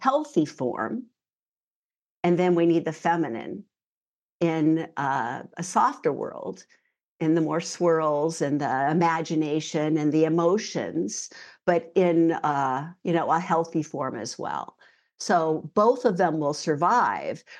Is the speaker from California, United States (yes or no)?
yes; San Francisco Bay Area, California, United States; moved away as an adult; now in New Zealand; I grew up in the San Francisco Bay Area